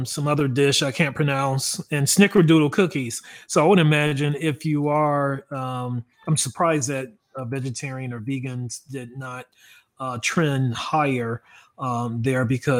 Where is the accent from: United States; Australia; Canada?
United States; Dallas, Texas; I am from Dallas, Texas